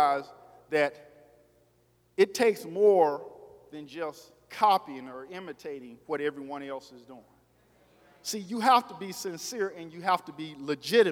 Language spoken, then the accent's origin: English; Arkansas, United States; moved away; I told y'all I was from Arkansas